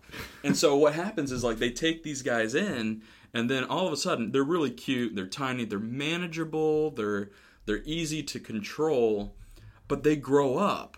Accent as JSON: {"language": "English", "region": "Florida", "country": "United States", "moved": "yes", "lives_now": "Camp Hill, United States", "said": "we're originally from Florida."}